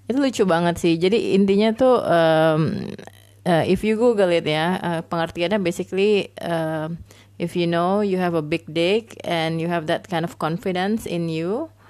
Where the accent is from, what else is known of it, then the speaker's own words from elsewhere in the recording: Makassar, South Sulawesi, Indonesia; also born or lived in Kupang / Banjarmasin / Bengkulu; aku anak daerah banget ya jadi basically uh, SD di Makassar SMP di Kupang SMA di Banjarmasin dan Bengkulu